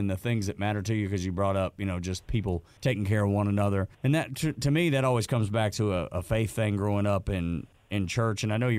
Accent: Georgia, United States; As a kid that grew up in Georgia, there is nothing more important to me than being from Georgia, being Southern.

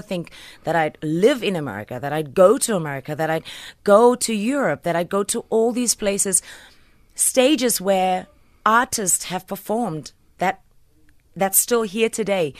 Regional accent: Port Elizabeth, Eastern Cape, South Africa; I'm just from P

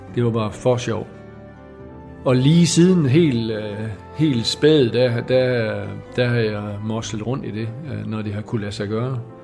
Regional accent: Skovlund, Southern Denmark, Denmark; jeg er bundesøn fra Skovlund. Øh, mine forældre havde en, en ejendom der.

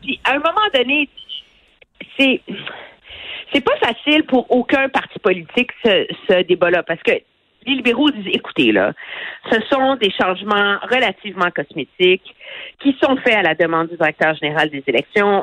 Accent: Quebec, Canada; chez nous au Québec

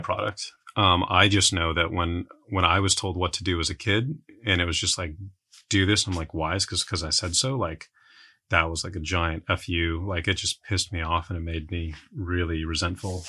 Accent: San Antonio, Texas, United States; moved away as an adult; I grew up in San Antonio

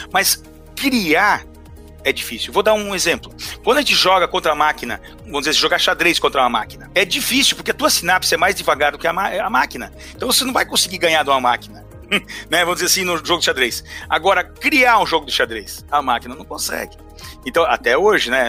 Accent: Brazil; nós como brasileiros

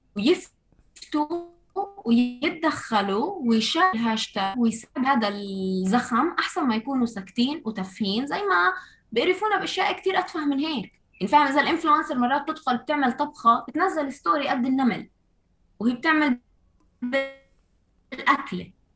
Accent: Ramallah, West Bank, Palestine; محيط مدينتي رام الله

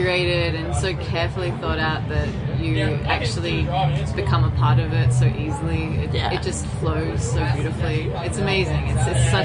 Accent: Perth, Western Australia, Australia; now in Sydney, Australia; I'm from Perth

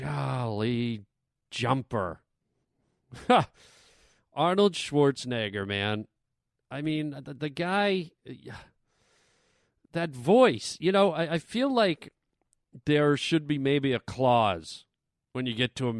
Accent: Canada; now in United States; I got to say, I'm from Canada. I know my accent has gone away.

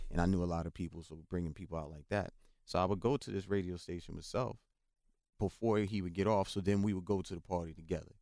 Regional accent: New York City, New York, United States; also born or lived in North Carolina; I grew up again in the South Bronx

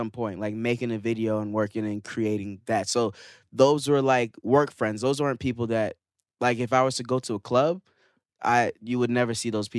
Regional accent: Florida, United States; also born or lived in Canada; I'm from Florida/Canada, so, you know, I got that.

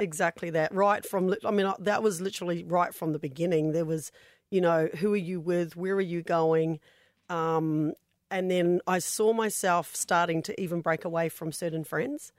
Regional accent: New Zealand; now in Australia; I'm from New Zealand

